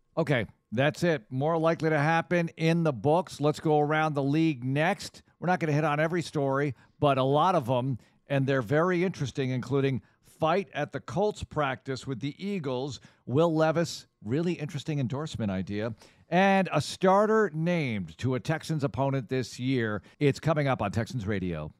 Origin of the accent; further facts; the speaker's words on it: Netherlands; moved away; I'm from the Netherlands